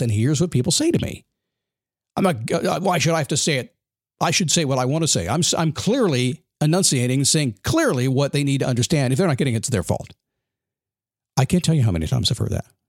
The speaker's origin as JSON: {"language": "English", "country": "United States", "said": "I'm American"}